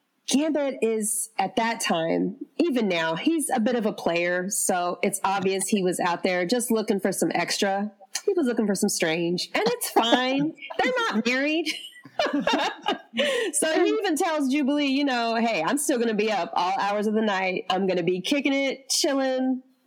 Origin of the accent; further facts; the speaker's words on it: the South, United States; accent: Southern; I'm from the South and she's from the South. So when I listened to the show, I was like, oh my God, I love this woman's voice. And back then I really did sound really Southern.